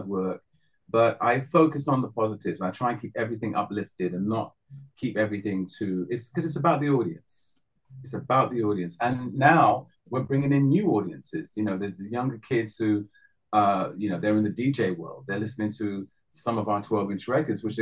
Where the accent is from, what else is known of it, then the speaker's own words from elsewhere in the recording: London, United Kingdom; I'm the one from North London.